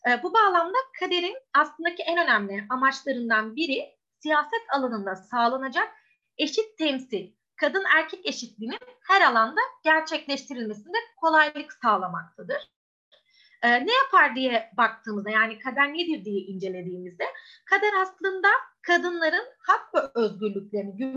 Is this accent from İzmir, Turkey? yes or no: no; Istanbul, Turkey; born there; 1993 İstanbul doğumluyum.